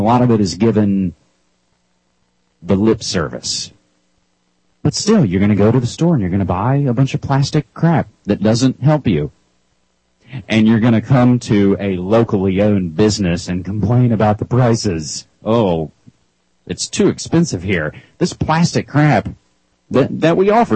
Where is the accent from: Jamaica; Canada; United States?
United States; Fayetteville, West Virginia; moved away as an adult; now in Oregon, United States; Born and raised West by God, Virginia boy. 28 years in West Virginia. Grew up in Fayetteville in the southern part of the state